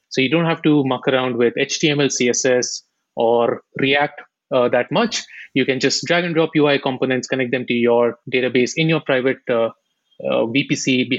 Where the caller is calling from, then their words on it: Bangalore, Karnataka, India; I am based out of India, Silicon Valley, Bangalore.